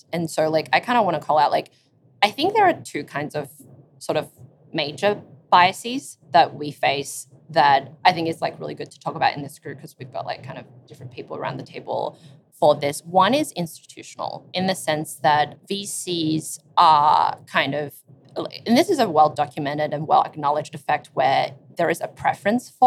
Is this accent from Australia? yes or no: yes; Sydney, New South Wales, Australia; we're both from Sydney and the single sex schools are really prevalent there